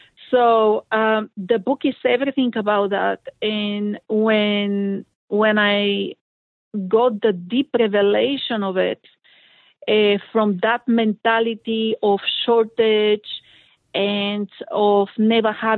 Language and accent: English; Bulgaria; I'm from Bulgaria